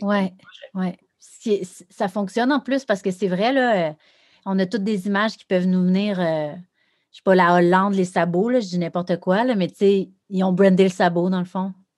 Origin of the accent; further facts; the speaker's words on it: Rivière-du-Loup, Quebec, Canada; moved away as an adult; je viens de Rivière-du-Loup. Euh, j'étais là un peu comme toi, là, jusqu'à 17, 18 ans